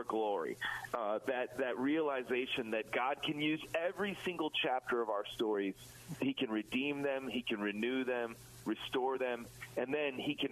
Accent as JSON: {"language": "English", "town": "Chicago", "region": "Illinois", "country": "United States", "tie": "born or raised there", "said": "my hometown of Chicago"}